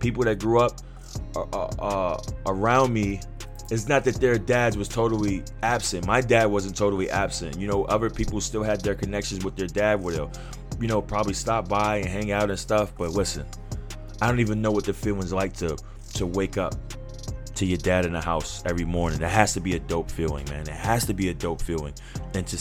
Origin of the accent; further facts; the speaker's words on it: New York City, New York, United States; I'm from New York City.